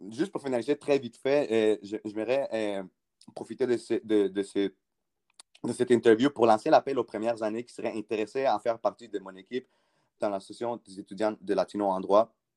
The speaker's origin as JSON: {"language": "French", "area": "South Shore of Montreal", "region": "Quebec", "country": "Canada", "tie": "born or raised there", "also_born_or_lived": "Peru", "moved": "as an adult", "lives_now": "Ottawa, Canada", "said": "je suis né au Pérou. J'ai immigré au Canada à l'âge de 11 ans avec mes parents et mon frère. J'ai grandi à la rive sud de Montréal"}